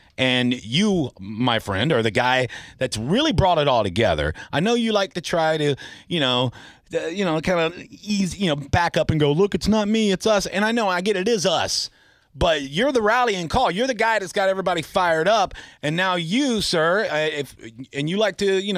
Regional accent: Tampa, Florida, United States; born and raised in Tampa

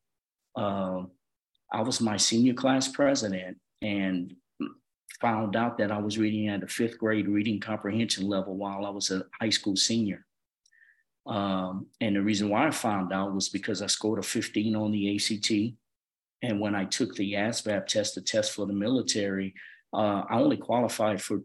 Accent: Opelousas, Louisiana, United States; moved away as an adult; now in Georgia, United States; my hometown, Opelousas, Louisiana

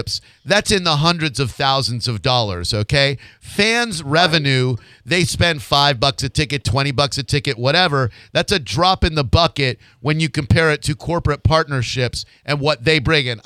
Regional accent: Framingham, Massachusetts, United States; I grew up in Framingham, Massachusetts.

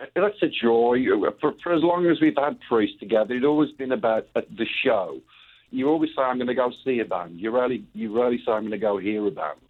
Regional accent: England, United Kingdom; moved away as an adult; now in Phoenix, United States; as a kid growing up in England

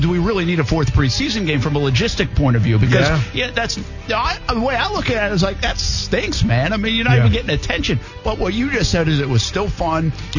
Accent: New England, United States; moved away; also born or lived in Albany; When I grew up in New England

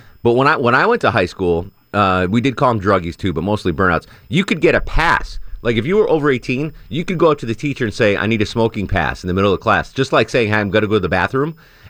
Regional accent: Texas, United States; Growing up in Texas, ….

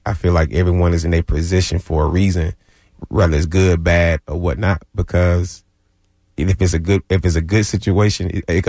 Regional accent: Albany, Georgia, United States; Albany, Georgia.

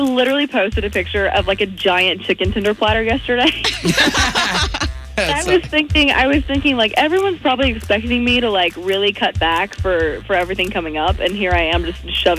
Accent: Knoxville, Tennessee, United States; he's from Australia and I'm from Knoxville

